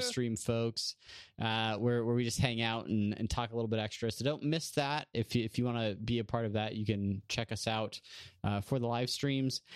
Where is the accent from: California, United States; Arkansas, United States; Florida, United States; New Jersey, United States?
California, United States; San Diego; from L A to San Diego, from, from Brandon's hometown to my hometown